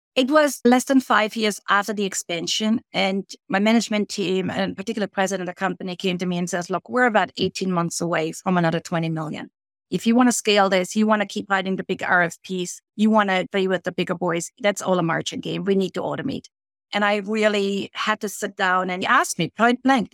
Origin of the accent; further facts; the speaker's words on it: Germany; moved away as an adult; now in Canada; I grew up in Germany, but I immigrated as a young woman to Canada.